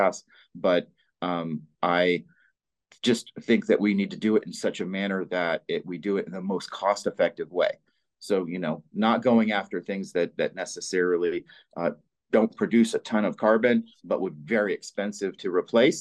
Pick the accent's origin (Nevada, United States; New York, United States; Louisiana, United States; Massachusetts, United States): Nevada, United States; my home state